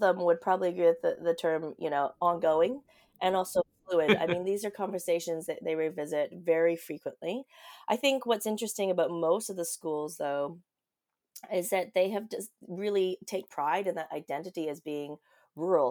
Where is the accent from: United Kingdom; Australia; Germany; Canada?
Canada; Vancouver, British Columbia; now in Auckland, New Zealand; I grew up in Vancouver. I am a city slicker